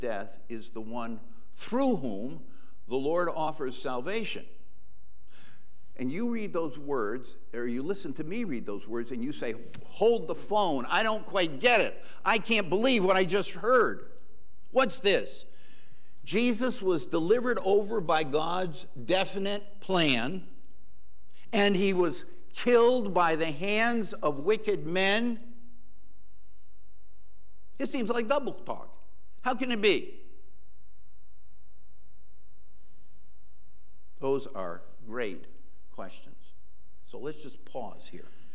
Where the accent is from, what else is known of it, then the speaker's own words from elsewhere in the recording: Western Massachusetts, United States; the church in which I was raised in Western Massachusetts